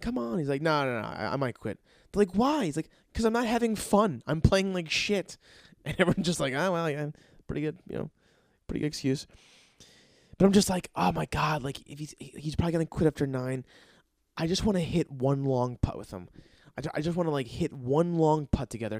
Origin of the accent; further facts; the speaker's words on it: New Jersey, United States; I'm from New Jersey